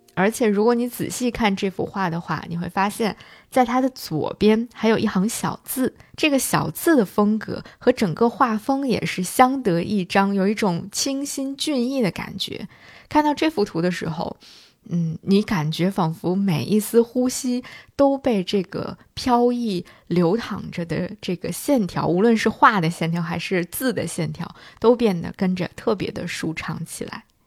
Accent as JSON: {"language": "Chinese", "country": "China", "said": "那肯定是我们中国人"}